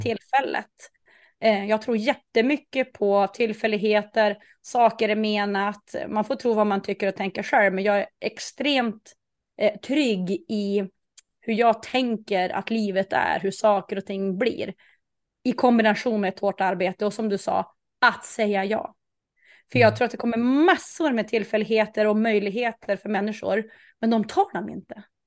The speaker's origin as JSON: {"language": "Swedish", "region": "Norrland", "country": "Sweden", "said": "jag är ju jag är norrlänning"}